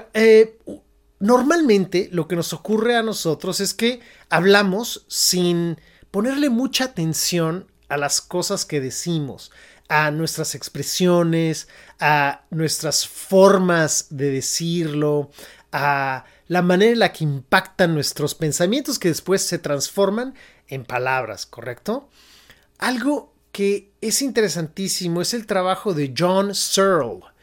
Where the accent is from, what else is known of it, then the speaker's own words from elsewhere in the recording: Mexico; moved away as an adult; now in San Francisco, United States; yo me fui de México, yo soy mexicano, y decidí emigrar a Estados Unidos particularmente